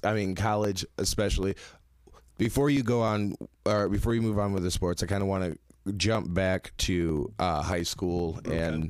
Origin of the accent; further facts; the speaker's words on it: Netherlands; So growing up in Holland, figure skating doesn't seem like a very popular thing to pursue